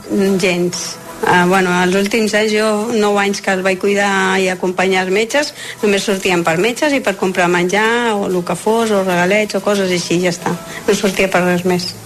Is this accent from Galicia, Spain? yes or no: yes; Galicia, Spain; moved away; com que jo sóc gallega, sempre parlàvem en castellà